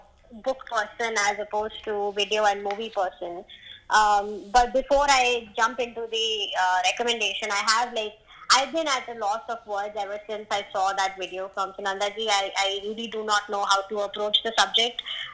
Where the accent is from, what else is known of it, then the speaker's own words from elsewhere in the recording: India; As a Indian, every single Indian needs to listen